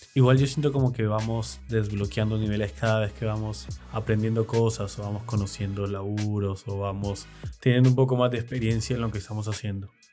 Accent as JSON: {"language": "Spanish", "country": "Argentina"}